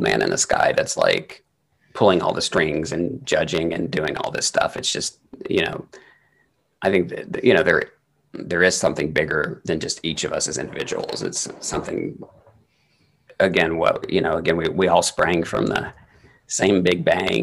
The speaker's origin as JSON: {"language": "English", "region": "the Bible Belt", "country": "United States", "tie": "born or raised there", "moved": "yes", "said": "we grew up in the Bible Belt"}